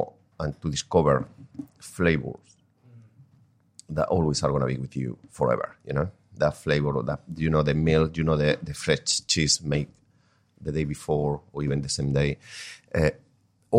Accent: Spain; moved away; I grew up in a village

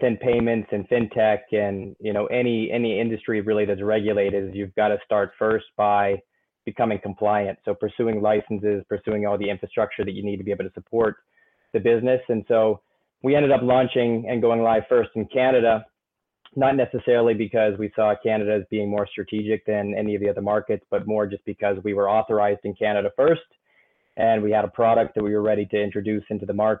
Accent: United States; moved away as an adult; also born or lived in South Africa / Nigeria; now in Norway; I'm an American. I live in Norway. I've been in Norway for close to 15 years.

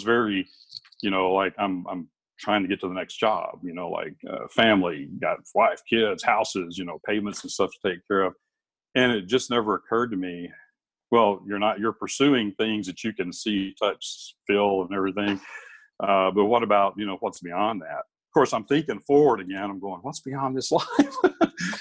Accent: Alabama, Tennessee, the South, United States; now in Alaska, United States; I grew up in Alabama, Tennessee

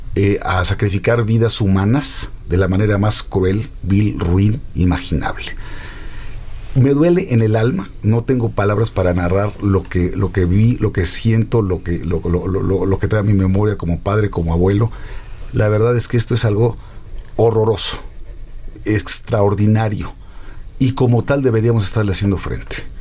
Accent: Mexico

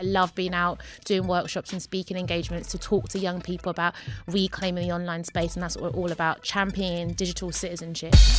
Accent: London, United Kingdom; I'm from Newham

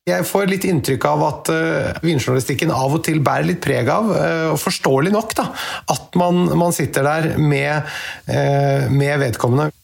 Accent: Norway; vi her hjemme i Norge

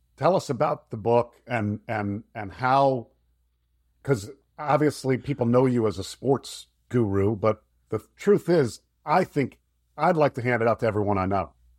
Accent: Florida, United States; moved away as an adult; also born or lived in Michigan; I'm from Florida.

